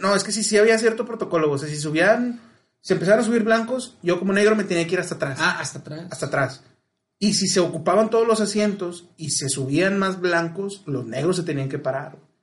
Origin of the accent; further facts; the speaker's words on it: Mexico; el mexicano, por su cultura, güey, sí tiramos carro, güey, pero no segregamos